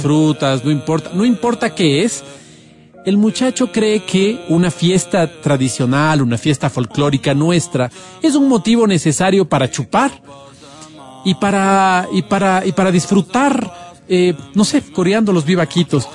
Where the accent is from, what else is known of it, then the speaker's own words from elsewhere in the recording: Quito, Pichincha, Ecuador; yo soy quiteño